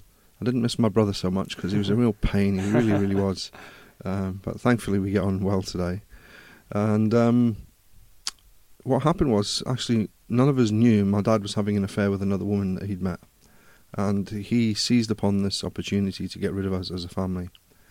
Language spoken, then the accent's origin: English; Durban, KwaZulu-Natal, South Africa; also born or lived in Glasgow, United Kingdom; But I was born in Glasgow. I know I don't have a big Scottish accent. But when I was three, we emigrated to South Africa. My dad, my mum, we ended up living in Durban